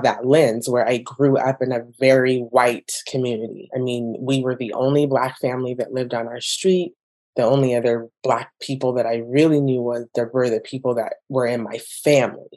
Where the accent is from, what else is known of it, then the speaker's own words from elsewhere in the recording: Orange County, California, United States; also born or lived in Hawaiian Gardens, California / Brea, California; I grew up in Orange County